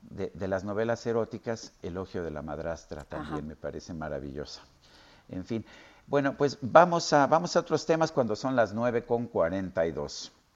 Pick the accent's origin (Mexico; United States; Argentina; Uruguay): Mexico